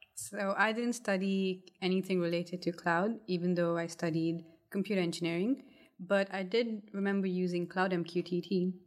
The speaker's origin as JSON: {"language": "English", "country": "Kuwait", "tie": "born or raised there", "also_born_or_lived": "India / Coventry", "moved": "as an adult", "lives_now": "United Kingdom", "said": "I was born and brought up in Kuwait. So I didn't grow, grow up in England"}